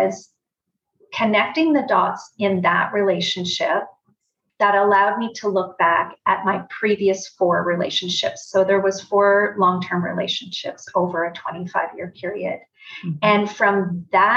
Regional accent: Brantford, Ontario, Canada; moved away as an adult; also born or lived in Toronto; I am from Brantford originally and then moved to Toronto.

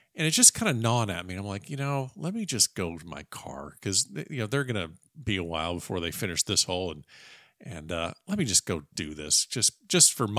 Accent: Florida, United States; I grew up in Florida

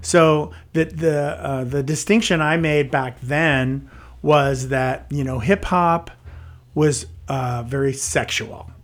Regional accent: San Jose, California, United States; also born or lived in Los Gatos / Santa Cruz Mountains; grew up in San Jose, and so that was kind of my stomping grounds

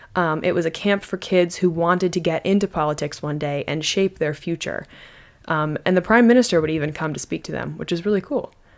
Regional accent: United States; I am just an American

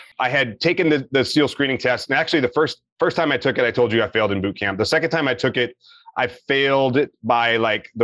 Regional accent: Meridian, Mississippi, United States; moved away; I'm from Meridian, Mississippi, little town.

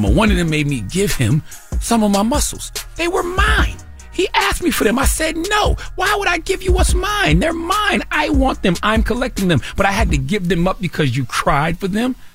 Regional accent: Moncks Corner, South Carolina, United States; Because when I was a little boy growing up in Moncks Corner, South Carolina, okay, elementary school age, might have been like fourth grade, 1980 something

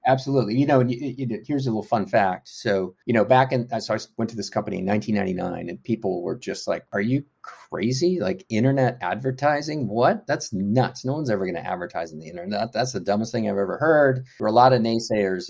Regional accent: Houston, Texas, United States; moved away as an adult; also born or lived in North Carolina; So I grew up in Houston, Texas. I'm a Texan.

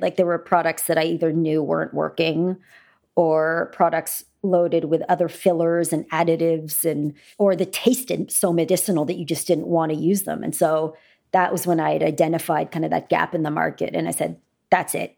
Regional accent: Canada; I grew up in Canada

